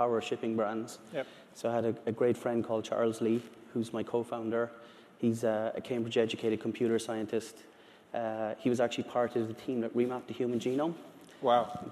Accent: Ireland; I'm from Ireland.

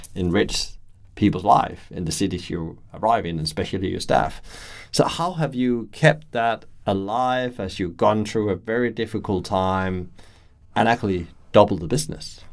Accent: Brighton, South East England, United Kingdom; my hometown, Brighton

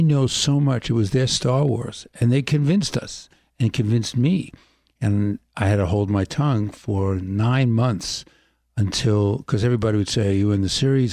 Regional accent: New York City, New York, United States; I grew up in Brooklyn

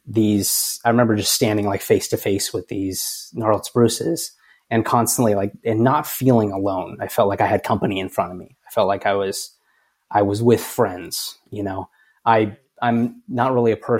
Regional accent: Cedar City, Utah, United States; moved away as an adult; also born or lived in Las Vegas, Nevada / Washington, D.C.; my hometown of Cedar City, Utah.

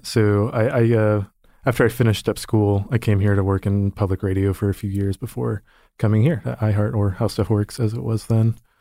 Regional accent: Austin, Texas, United States; I grew up in Austin, Texas

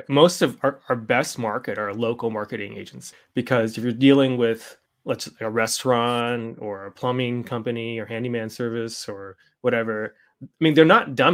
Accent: Canada; I mean, I'm Canadian

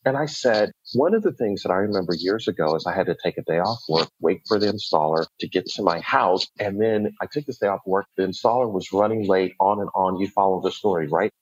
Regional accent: Buffalo, New York, United States; moved away as an adult; also born or lived in Atlanta, Georgia; I grew up in Buffalo, New York, went to Morehouse College in Atlanta, Georgia

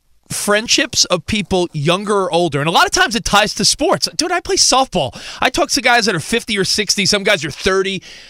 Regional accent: New York, United States; moved away as an adult; now in Los Angeles, United States; we're out here in Los Angeles where people can listen on 570, as you know. I'm a New Yorker. I grew up in New York

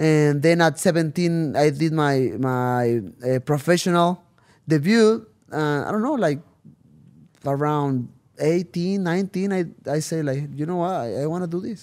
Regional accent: Tijuana, Baja California, Mexico; first language Spanish; English is a second language; I came back to Tijuana

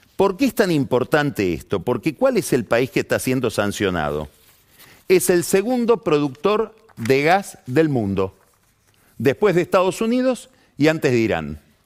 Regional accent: Argentina

